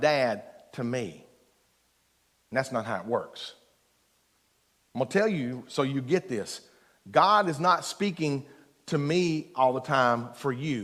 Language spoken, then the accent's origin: English; Eastern Kentucky, United States; I'm from Eastern Kentucky, so one hand in the dirt